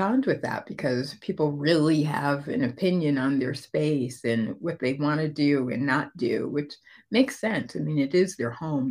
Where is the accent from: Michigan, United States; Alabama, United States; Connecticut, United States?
Connecticut, United States; moved away as an adult; now in Atlanta, United States; we moved here to Georgia from Connecticut. I grew up in the Northeast.